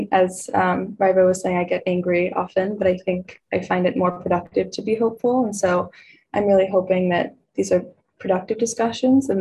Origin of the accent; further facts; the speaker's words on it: California, United States; living in California and hailing from an agricultural community